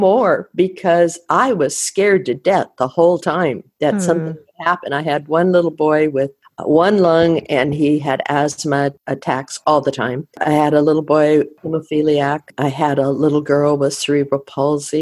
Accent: Colville, Washington, United States; also born or lived in Decorah, Iowa / Tacoma, Washington / Tanzania / India; we had to move every once in a while, and we moved from Iowa to the state of Washington, and I grew up in two small towns in Washington, Chewila and Colville

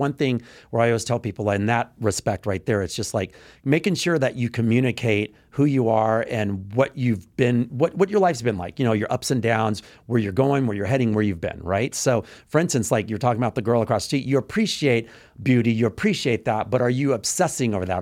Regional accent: Texas, United States; moved away; I'm from Texas, you know, I grew up in Texas

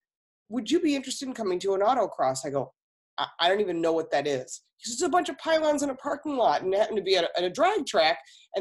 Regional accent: Farmington Hills, Michigan, United States; Yes, that's my real last name. I'm originally from Farmington Hills, Michigan. My father worked for the big three automakers.

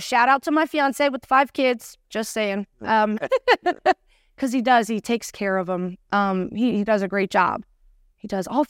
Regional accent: Cincinnati, Ohio, United States; Born and raised. Oh. Born and raised, yes.

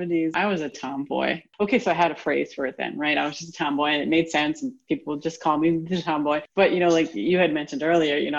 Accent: Rhode Island, United States; I was the first girl in the state where I grew up, Rhode Island

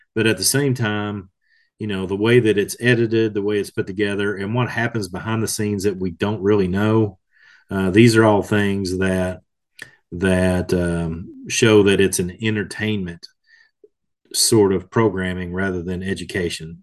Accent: Kentucky, United States; here in my home state of Kentucky

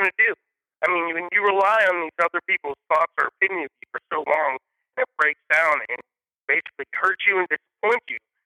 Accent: Sharpsburg, United States; We grew up dirt poor in Sharpsburg on welfare

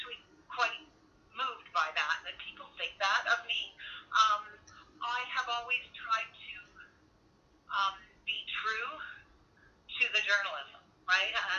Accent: Windsor, Ontario, Canada; moved away as an adult; I grew up in Windsor

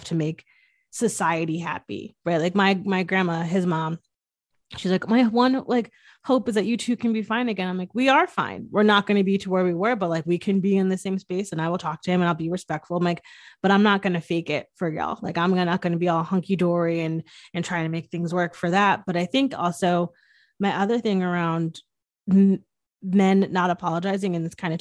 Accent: Northeast, United States; I'm from the Northeast

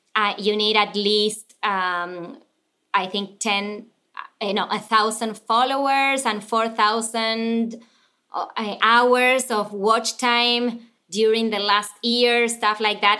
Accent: Buenos Aires, Argentina; English is a second language; moved away as an adult; now in United States; I was born and raised in Argentina

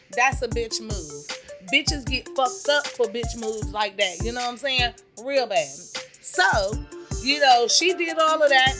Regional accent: Georgia, United States; Georgia. Sorry, my hometown

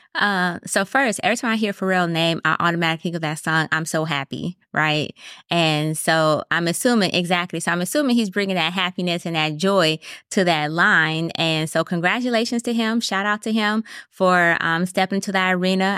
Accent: Wisconsin, United States; moved away; I'm originally from Wisconsin

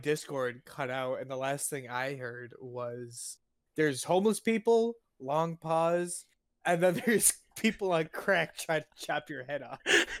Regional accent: New York, United States; when I had my stay at my sister's apartment down in North Carolina, whenever I would mention I was from New York, they're like, "Oh, how's the city?" And you're like, not the city.

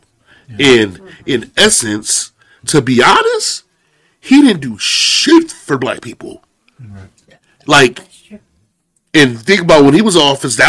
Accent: Holland, Michigan, United States; I've been growing up in Holland, Michigan

